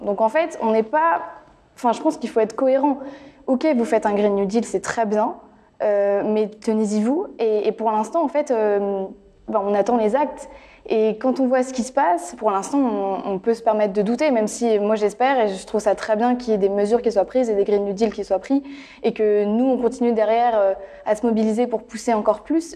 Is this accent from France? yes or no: yes; near Nantes, Pays de la Loire, France; je viens des Pays de la Loire, voilà, à côté de Nantes, Rennes